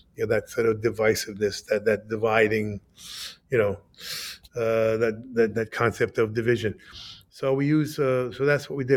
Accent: United States; I was like, wow, I'm an American

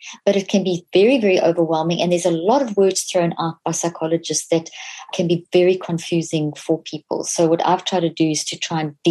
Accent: South Africa; So I grew up in South Africa.

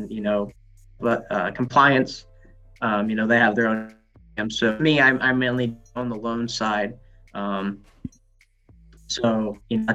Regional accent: Farmington, Illinois, United States; I grew up in Farmington, Greene County. I live that way.

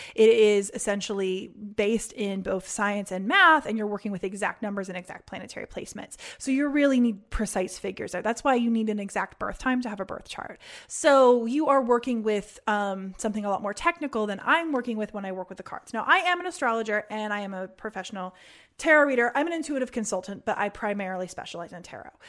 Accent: Indianapolis, Indiana, United States; moved away; I'm from Indianapolis

